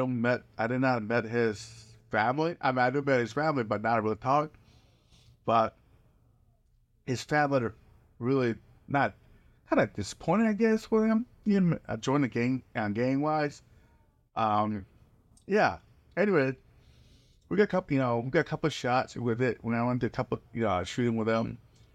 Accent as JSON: {"language": "English", "country": "South Korea", "tie": "born or raised there", "said": "I was growing up in Korea"}